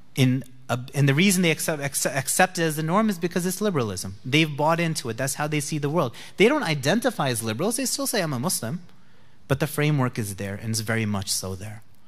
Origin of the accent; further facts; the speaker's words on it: New Jersey, United States; I'm from New Jersey.